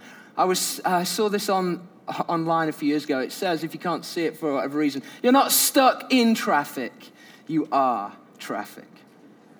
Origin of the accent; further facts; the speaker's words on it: United Kingdom; I'm British